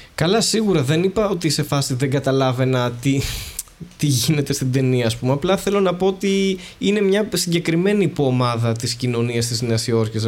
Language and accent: Greek; Greece; εμείς που είμαστε Έλληνες